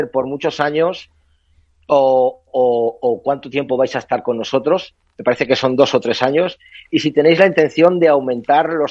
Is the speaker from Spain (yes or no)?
yes; Castile and León, Spain; yo como castellano leonés